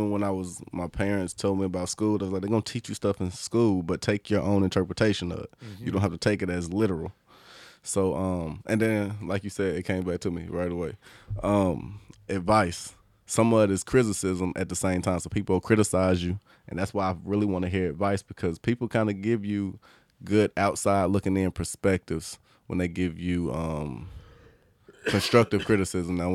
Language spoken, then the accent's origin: English; the South, United States; I'm cultured, but I'm not just cultured because I'm from the South.